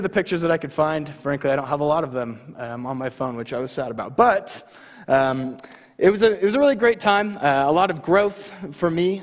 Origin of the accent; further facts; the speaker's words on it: Baker City, Oregon, United States; moved away as an adult; now in Homedale, Idaho, United States; I moved to Baker when I was in middle school, and I graduated from Baker High in 2017